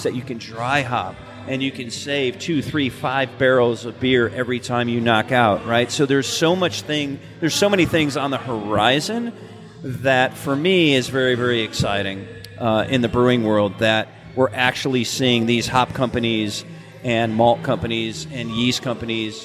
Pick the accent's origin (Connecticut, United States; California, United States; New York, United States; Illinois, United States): Connecticut, United States; moved away; also born or lived in Athens, Georgia; I drank a lot of Jenny, growing up in Connecticut